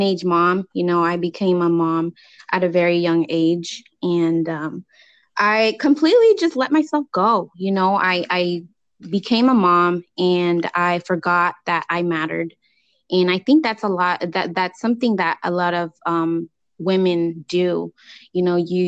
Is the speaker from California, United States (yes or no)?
yes; California, United States; I was raised here in California